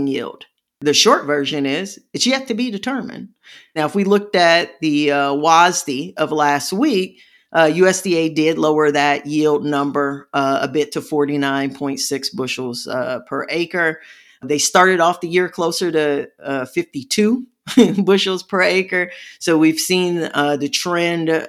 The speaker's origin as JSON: {"language": "English", "region": "Midwest", "country": "United States", "said": "I'm from the Midwest"}